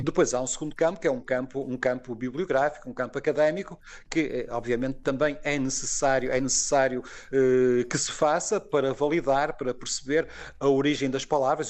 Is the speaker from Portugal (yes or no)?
yes; Porto, Norte, Portugal; accent: Porto; tendo nascido e crescido no Porto